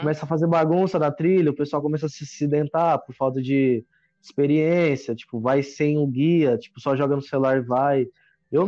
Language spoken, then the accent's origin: Portuguese; Carmo do Rio Claro, Minas Gerais, Brazil; now in Taboão da Serra, Brazil; moro em Taboão da Serra, mas sou de Carmo do Rio Claro, Minas Gerais